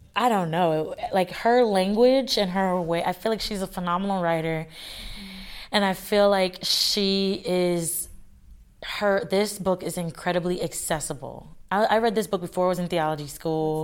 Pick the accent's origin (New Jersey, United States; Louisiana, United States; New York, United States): Louisiana, United States; across the lake from New Orleans; moved away; my family is, we're from Louisiana, right across the lake from New Orleans.